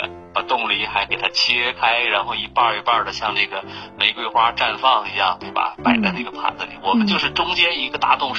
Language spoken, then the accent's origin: Chinese; Harbin, Heilongjiang, China; 我觉得作为一个哈尔滨人，我还挺自豪的在这块儿，